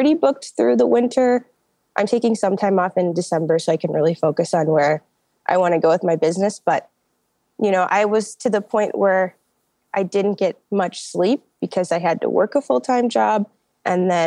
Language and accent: English; Minneapolis, Minnesota, United States; I'm from Minneapolis